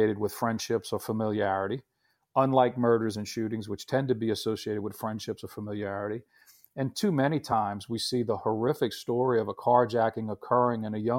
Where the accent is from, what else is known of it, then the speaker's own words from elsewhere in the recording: New Orleans, Louisiana, United States; my hometown of New Orleans